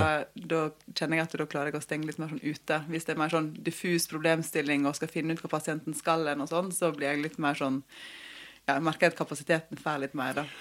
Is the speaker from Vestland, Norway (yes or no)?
yes; Måløy, Vestland, Norway; also born or lived in Oslo; hjemme på Vestlandet